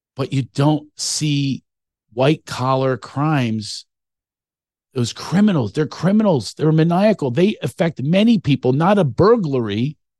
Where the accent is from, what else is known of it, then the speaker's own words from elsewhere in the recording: Philadelphia, Pennsylvania, United States; my hometown